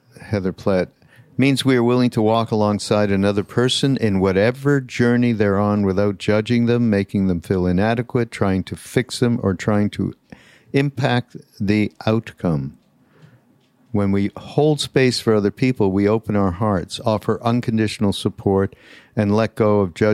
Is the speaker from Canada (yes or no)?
yes; Canada; I'm from Canada